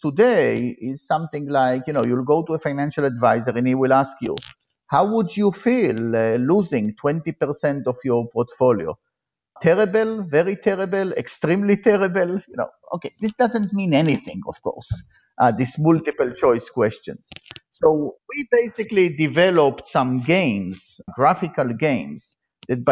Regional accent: Israel; moved away as an adult; now in United States; I grew up in Israel, and I was, like all Israelis, I was in the military

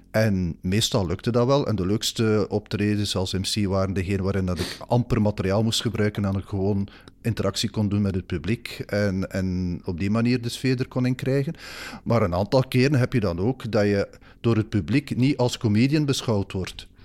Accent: Bruges, Flanders, Belgium; en ik ben van Brugge, dus ik verstond perfect wat ze in het West-Vlaams zeiden.

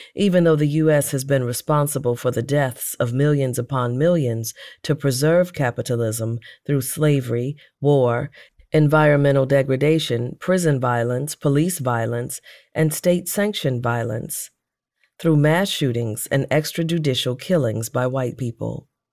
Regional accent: St. Louis, Missouri, United States; Saint Louis, my hometown

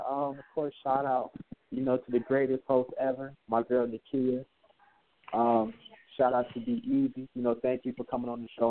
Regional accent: Grand Rapids, Michigan, United States; I'm from Grand Rapids, Michigan

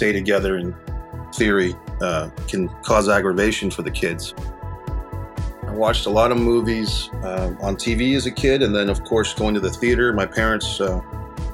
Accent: Arlington, Virginia, United States; also born or lived in Rhode Island; I spent my childhood going back and forth between Northern Virginia for elementary school, middle school, and high school

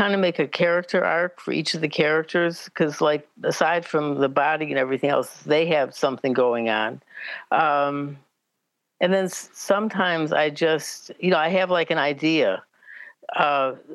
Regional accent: Chicago, Illinois, United States; I grew up in Chicago

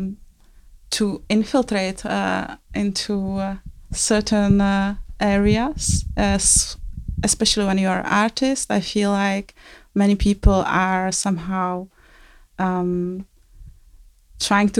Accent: Czechia; English is a second language; I am from Czech Republic

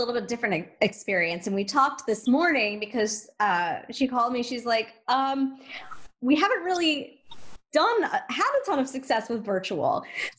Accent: Louisiana, United States; I'm from Louisiana

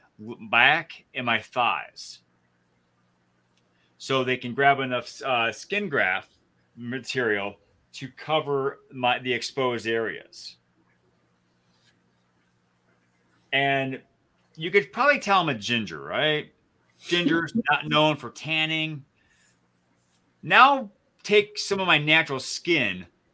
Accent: just north of the Flint area, Michigan, United States; moved away; Jeff and I grew up in Michigan, just north of the Flint area.

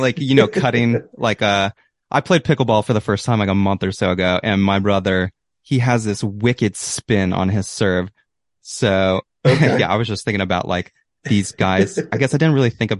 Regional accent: Kansas, United States; moved away as an adult; now in Missouri, United States; I'm from Kansas

